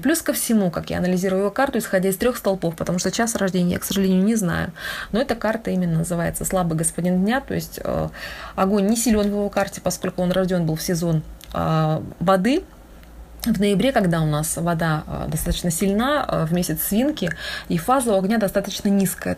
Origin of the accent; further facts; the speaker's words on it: Lake Baikal, Irkutsk Oblast, Russia; я сама с, с Байкала, с Иркутской области